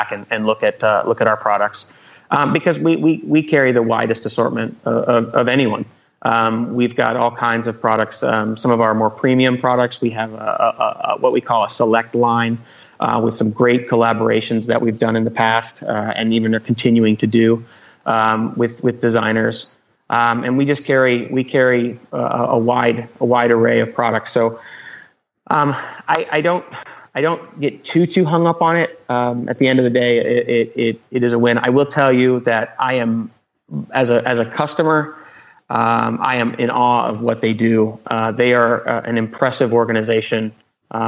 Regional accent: Houston, Texas, United States; I grew up in Houston, Texas

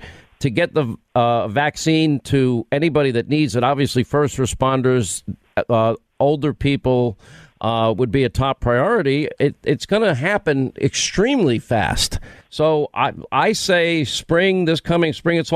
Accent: New York, United States; I'm from New York

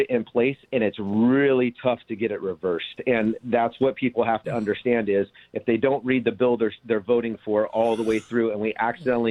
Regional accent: Orange County, California, United States; born and raised in Orange County

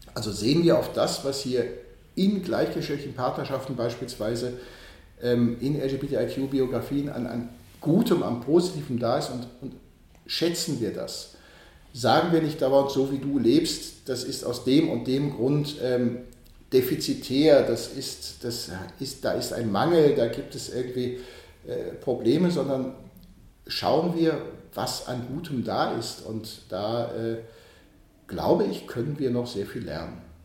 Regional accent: Archdiocese of Cologne, North Rhine-Westphalia, Germany; moved away as an adult; also born or lived in Bonn; now in Vienna, Austria; ich werde wieder zurückgehen in die Diözese Köln, in meine Heimat, ins Rheinland

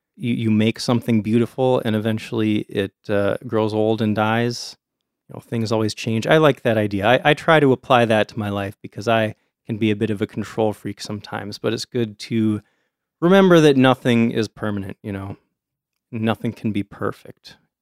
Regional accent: United States; we're American

